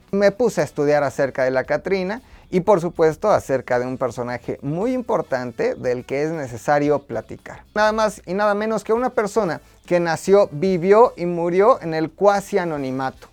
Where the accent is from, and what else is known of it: Mexico